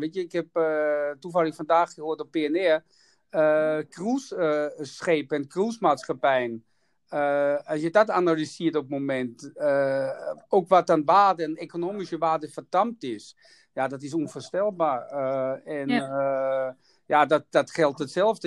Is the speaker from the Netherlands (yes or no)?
no; Austria; Dutch is a second language; moved away; ik kom uit Oostenrijk